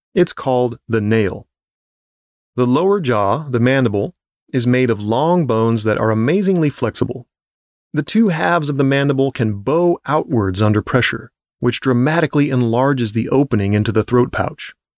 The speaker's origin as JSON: {"language": "English", "region": "Southern California", "country": "United States", "tie": "born or raised there", "said": "As a kid growing up in Southern California"}